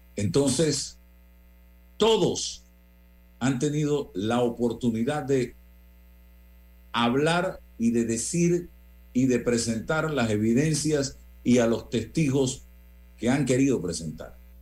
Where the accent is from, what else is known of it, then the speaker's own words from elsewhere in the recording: Panama; como panameño